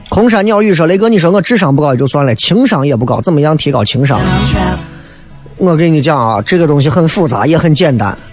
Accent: Xi'an, Shaanxi, China; accent: Xi'an dialect; 西安人嘛，就听一些西安自己的这种方言脱口秀的东西

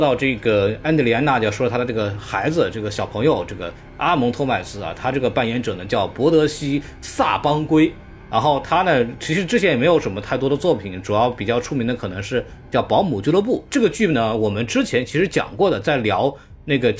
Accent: China; 这样，我们中国人民就能看到，我们不是不愿意引进，只是你们质量不过关。

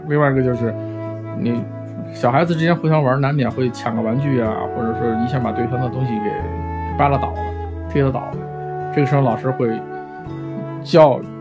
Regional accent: China; 我觉得有些有些咱们自己的这个就是国人

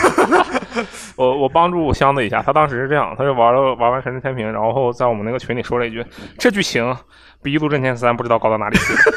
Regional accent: Harbin, Heilongjiang, China; now in Shanghai, China; 我是哈尔滨人嘛

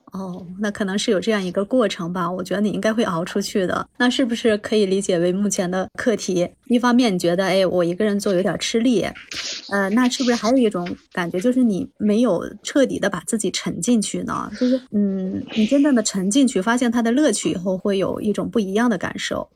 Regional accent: Shanxi, China; 我们当地，当地咱们山西这边医院

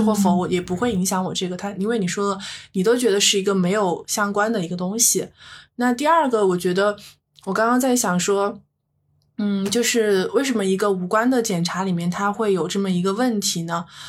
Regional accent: China; 我们中国人

